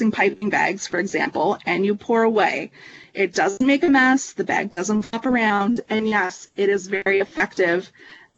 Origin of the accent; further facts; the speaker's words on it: Ontario, Canada; I grew up in Ontario